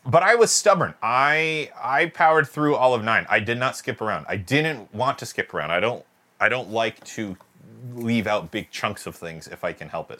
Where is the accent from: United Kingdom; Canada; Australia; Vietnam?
United Kingdom; I'm British